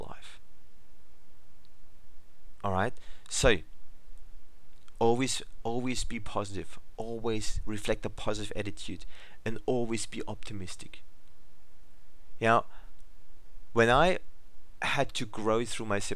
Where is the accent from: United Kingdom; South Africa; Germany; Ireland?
Germany; English is a second language; now in Australia; English is my second language, as I'm originally from Germany